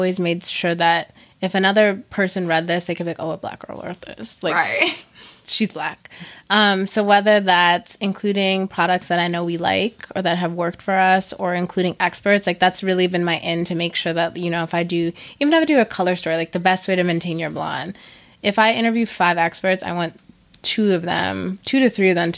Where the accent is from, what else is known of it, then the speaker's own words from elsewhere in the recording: Minnesota, United States; moved away as an adult; also born or lived in Virginia; I grew up in Minnesota